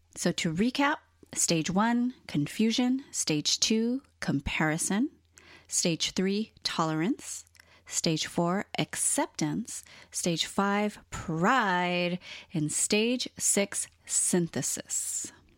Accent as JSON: {"language": "English", "region": "Hawaii", "country": "United States", "tie": "born or raised there", "said": "born and raised in Hawaii"}